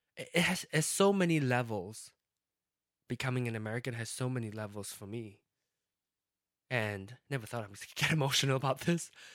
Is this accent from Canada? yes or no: no; Malaysia; moved away as an adult; now in United States; place of birth is is Malaysia, but my home country is going to be be uh, the U.S.